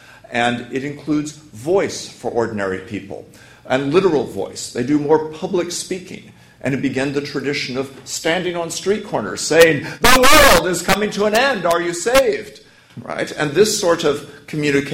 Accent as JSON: {"language": "English", "country": "United States", "moved": "as an adult", "lives_now": "London, United Kingdom", "said": "I'm American."}